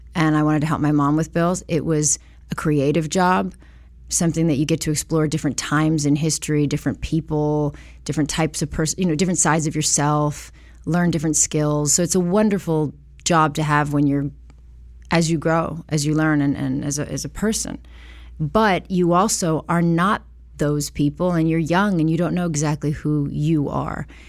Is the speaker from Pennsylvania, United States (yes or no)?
no; Los Angeles, California, United States; I was born in Hollywood, Cedar Sinai